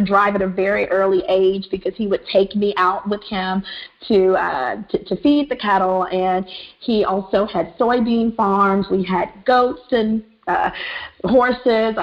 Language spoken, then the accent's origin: English; Mississippi, United States; I grew up in Mississippi, the cricket letter state, M-I-S-S-I-S-S-I-P-P-I